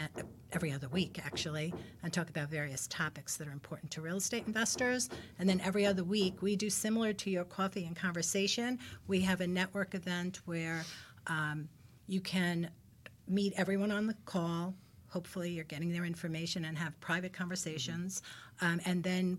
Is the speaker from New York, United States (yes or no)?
yes; New York City, New York, United States; now in New Jersey, United States; I'm from Brooklyn, moved to Jersey